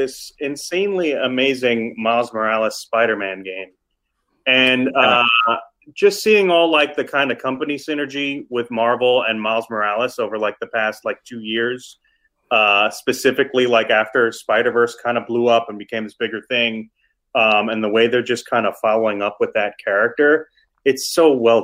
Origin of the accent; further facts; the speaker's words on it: New York City, New York, United States; I'm from East Harlem. That's where I grew up